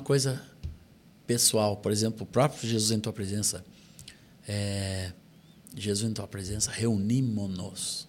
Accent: Brazil; nós, assim como brasileiros

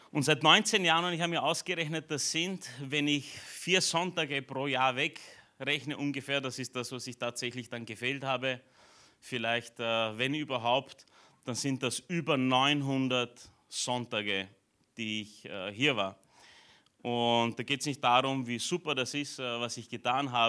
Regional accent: Romania; born there; moved away; also ich bin in Rumänien geboren, bin zwar nicht dort, aufgewachsen, aber meine Eltern waren ja jahrelang in einer rumänischen Gemeinde

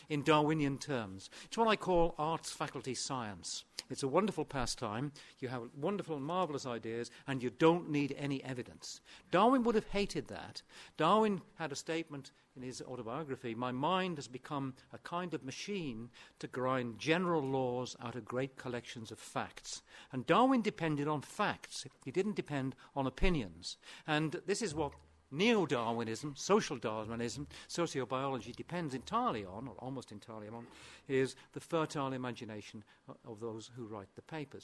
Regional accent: Aberystwyth, Wales, United Kingdom; born or raised there; first language Welsh; English is a second language

